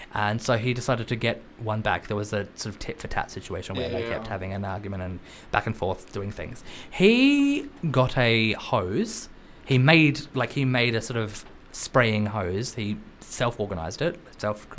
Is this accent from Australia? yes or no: yes; Australia